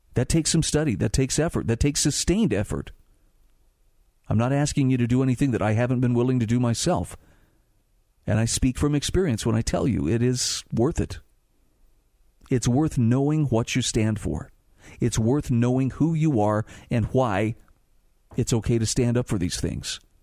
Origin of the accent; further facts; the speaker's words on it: Utah, United States; in my home state of Utah